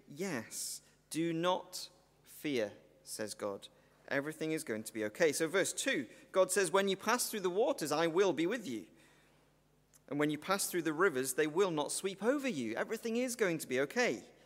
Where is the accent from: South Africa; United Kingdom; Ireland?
United Kingdom; Welsh, Wales; I'm Welsh